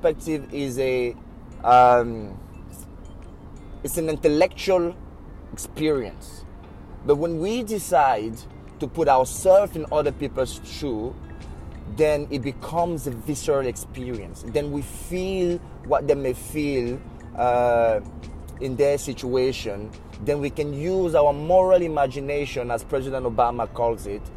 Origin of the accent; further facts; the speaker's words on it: Cameroon; I'm from Cameroon